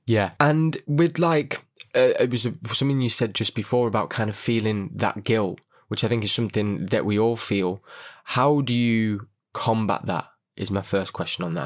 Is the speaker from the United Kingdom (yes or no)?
yes; Manchester, North West England, United Kingdom; I'm kind of from Manchester